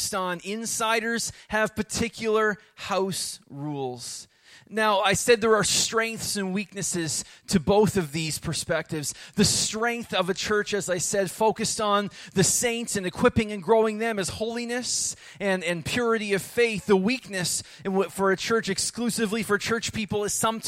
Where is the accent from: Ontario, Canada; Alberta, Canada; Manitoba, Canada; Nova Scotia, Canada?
Nova Scotia, Canada; Rockville; I grew up in Rockville